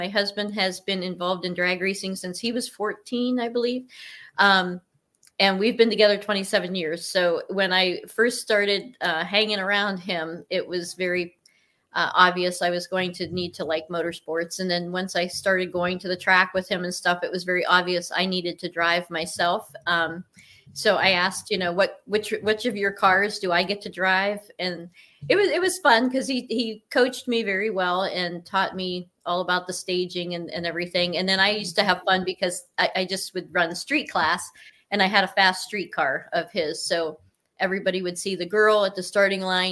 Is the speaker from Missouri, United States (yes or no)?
no; Cortland, Ohio, United States; born or raised there